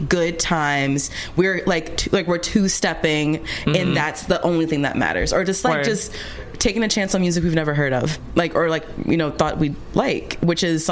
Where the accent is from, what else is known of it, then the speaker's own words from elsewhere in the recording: New Jersey, United States; I'm from Jersey